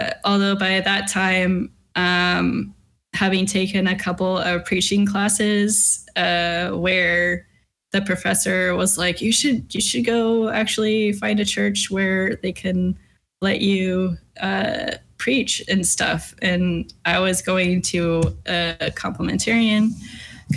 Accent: Southern California, United States; moved away as an adult; also born or lived in Washington State / Lynchburg, Virginia; I was born in California, in Southern California. I went to school or college in Southern California.

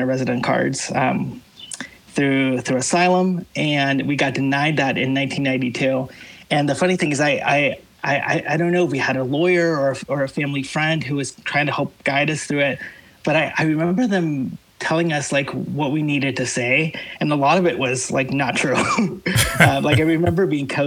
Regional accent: Guatemala; moved away; I was born in Guatemala

